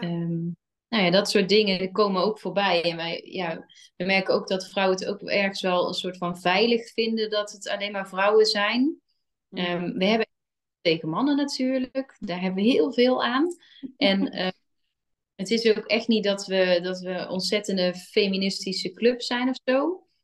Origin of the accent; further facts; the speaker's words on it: 's-Hertogenbosch, North Brabant, Netherlands; wij komen allemaal uit Den Bosch